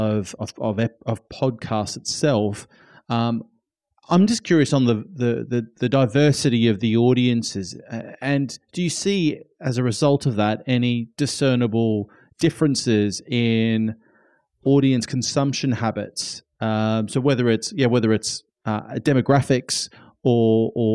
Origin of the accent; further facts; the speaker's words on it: Australia; now in United Kingdom; I'm Australian